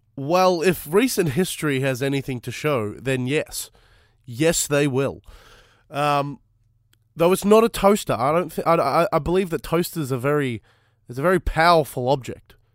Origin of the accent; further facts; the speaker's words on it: Fitzroy, Victoria, Australia; I was born in Fitzroy